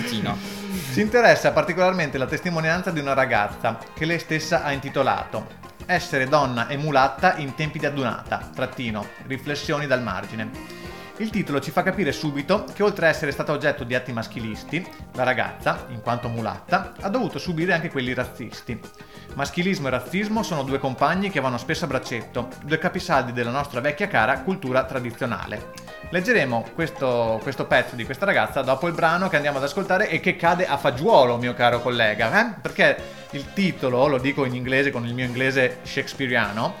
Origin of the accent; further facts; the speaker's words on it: Venice, Veneto, Italy; ritornavo alle mie origini, povere